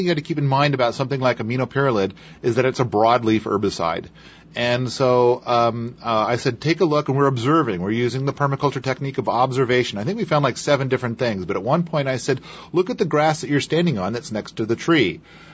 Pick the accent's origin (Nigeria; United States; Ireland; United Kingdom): United States; Idaho; I was born in Idaho